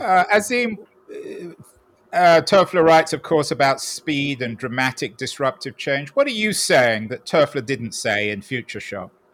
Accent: London, United Kingdom; now in San Francisco, United States; I'm from a very different place, Golders Green in North London

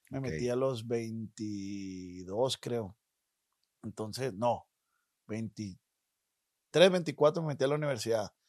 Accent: Culiacán, Sinaloa, Mexico; De Culiacán, Sinaloa.

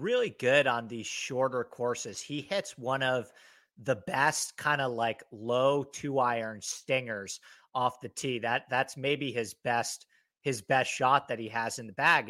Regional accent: Northeast, United States; Kentucky bluegrass that I grew up playing in the Northeast

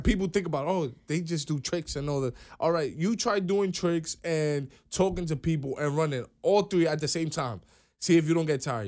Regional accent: New York City, New York, United States; I'm from New York, one hundred eighty-third Street. We're in the Bronx

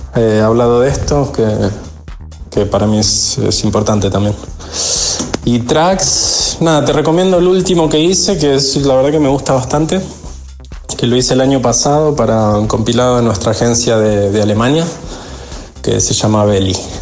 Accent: Argentina; nunca viví las fechas de ningún lado como viví las de Argentina

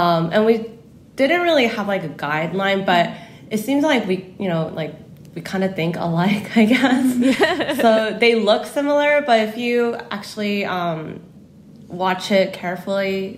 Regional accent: California, United States; accent: Cali style of English; moved away as an adult; now in South Korea; my family immigrated to California when I was like 10. So growing up in Cali, I kind of like have Cali style of English, I guess

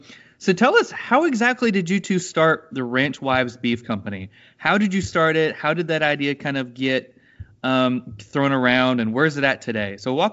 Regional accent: Florida, United States; I'm from Florida, and so it's, you know, very urban here. I'm on Panama City Beach, so it's right next to the beach.

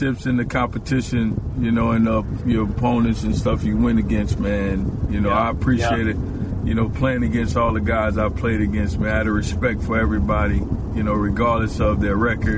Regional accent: New Orleans, Louisiana, United States; I grew up in New Orleans

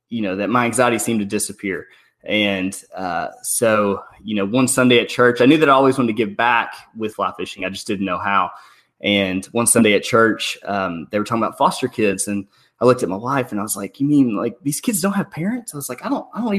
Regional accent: Benton, Arkansas, United States; I'm from Benton, Arkansas

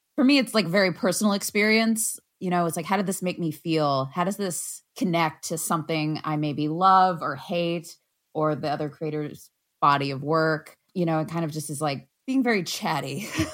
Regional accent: United States; as an American

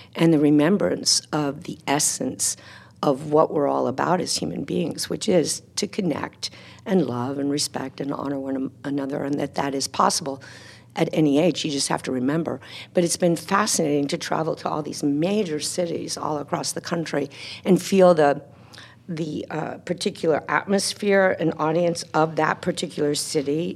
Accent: Texas, United States; moved away as an adult; as a teenager growing up in Texas

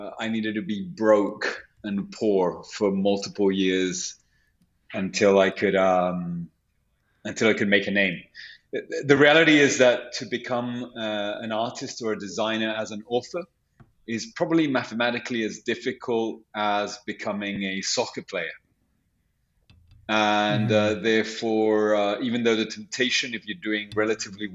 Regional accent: London, United Kingdom; also born or lived in Santiago, Chile; now in New York, United States; I was raised in London

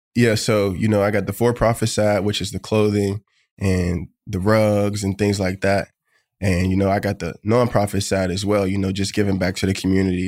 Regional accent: Pittsburgh, Pennsylvania, United States; moved away as an adult; now in Buffalo, United States; Pittsburgh, my hometown

